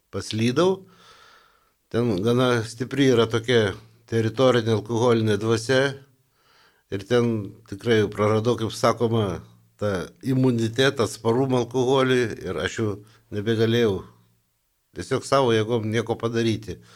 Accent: Vilnius, Vilnius County, Lithuania; also born or lived in Kaunas / Mažeikiai; mokiausi Kaune, esu Vilnietis ir kai paskirimą gavau Vilniuje

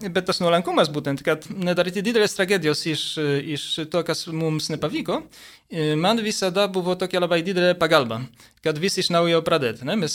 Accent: Poland; moved away as an adult; now in Lithuania; aš užaugau Lenkijoje, 18 metų persikėliau į Lietuvą.

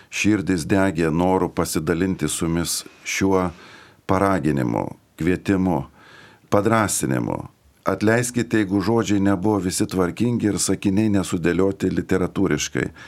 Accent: Lithuania; mes kaip lietuviai turime, kaip čia pasakius, tokį padidinto kuklumo e, jausmą

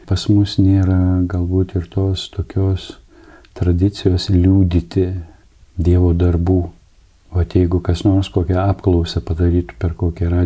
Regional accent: Samogitia, Lithuania; kaip mes žemaičiai sakom.

